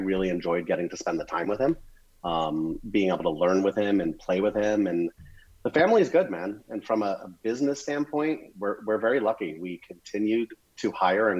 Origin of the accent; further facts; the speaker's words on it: Las Vegas, Nevada, United States; now in West Palm Beach, United States; I grew up in Las Vegas